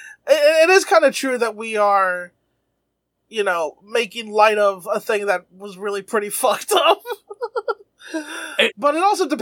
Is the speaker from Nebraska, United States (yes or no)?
no; New York City, New York, United States; I am a New Yorker. I was in New York when it happened.